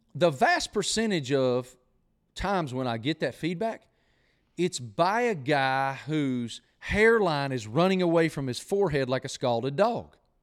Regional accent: United States; moved away; that new river is the river that I grew up on. I mean, it, it went right through the middle of my hometown

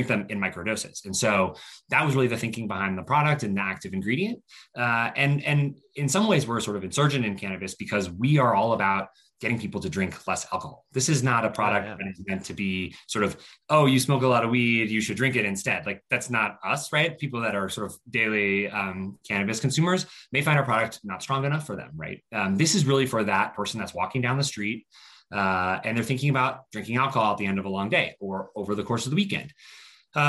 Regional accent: Colorado, United States; moved away; also born or lived in Stanford, California; I grew up in Colorado

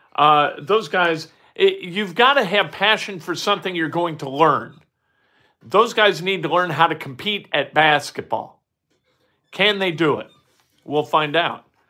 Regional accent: Indiana, United States; moved away as an adult; also born or lived in Saint Louis; I'm from Indiana

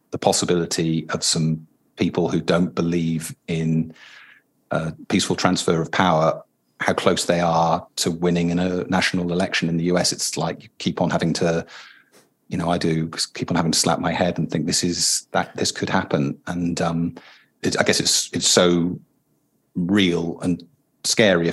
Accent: United Kingdom; a British person writing into this culture

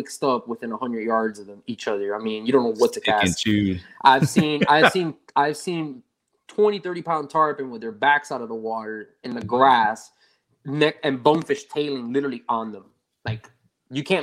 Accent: Miami, Florida, United States; born or raised there; also born or lived in Travis Air Force Base, Solano County, California

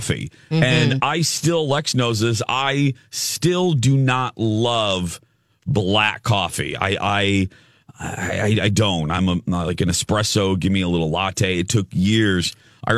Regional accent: Chicago, Illinois, United States; moved away; I grew up in Chicagoland area

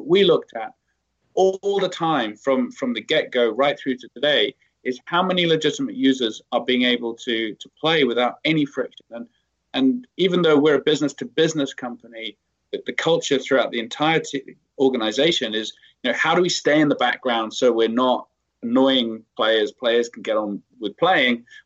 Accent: United Kingdom; moved away; I'm British

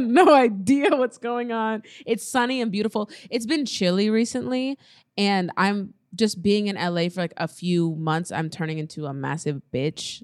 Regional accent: Nebraska, United States; I'm from Nebraska where, like, everything is new and fresh

